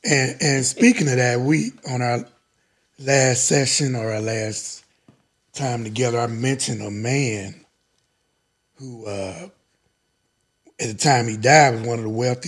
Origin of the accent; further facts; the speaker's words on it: the South, United States; I'm from the South.